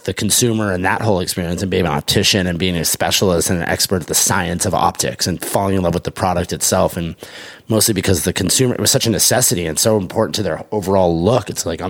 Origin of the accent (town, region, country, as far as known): Los Angeles, California, United States; born or raised there